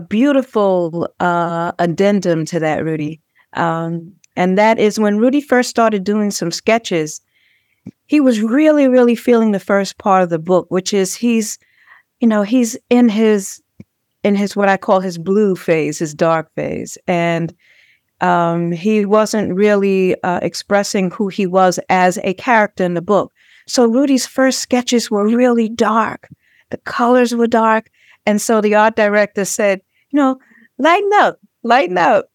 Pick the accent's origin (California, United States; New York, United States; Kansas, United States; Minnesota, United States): New York, United States; New York City; when I was a little girl, um, born and raised in Brownsville, Brooklyn